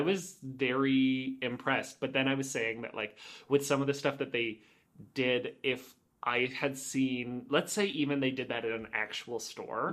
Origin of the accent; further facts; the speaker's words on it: Oakville, Ontario, Canada; I grew up in Oakville and that was where headquarters was